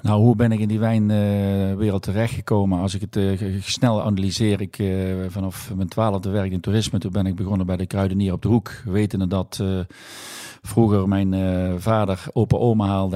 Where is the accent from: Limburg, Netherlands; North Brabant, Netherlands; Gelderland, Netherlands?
Limburg, Netherlands; Valkenburg; also born or lived in Rotterdam; Ik ben eh, geboren en getogen in Valkenburg